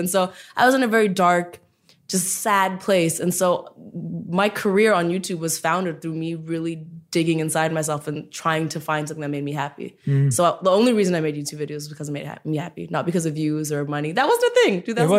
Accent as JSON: {"language": "English", "country": "India", "said": "And so that was a really big deal, especially as an Indian woman, a huge, huge deal."}